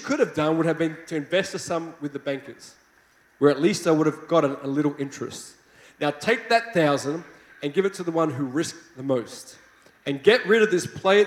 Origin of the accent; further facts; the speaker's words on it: Australia; accent: Australian; I hope you like my Australian accent